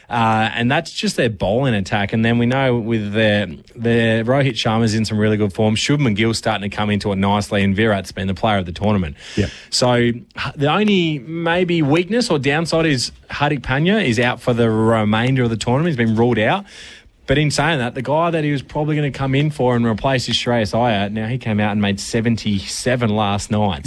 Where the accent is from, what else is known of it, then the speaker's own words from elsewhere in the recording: Australia; as an Aussie